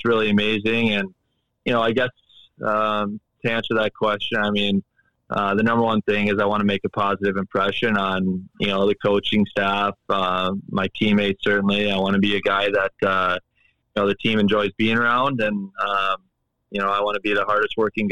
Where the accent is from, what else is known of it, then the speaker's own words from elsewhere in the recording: Minnesota, United States; also born or lived in Edina, Minnesota; growing up in Minnesota